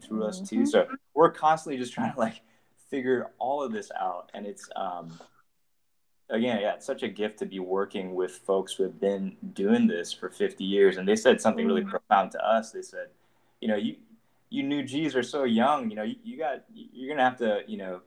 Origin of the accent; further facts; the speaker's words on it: Hawaii, United States; I grew up in Hawaii